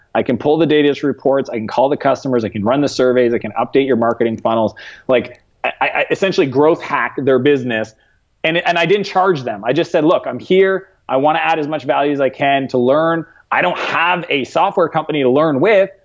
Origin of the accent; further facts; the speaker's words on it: Eastern Canada, Canada; moved away as an adult; now in San Francisco, United States; my small hometown that I grew up in in Canada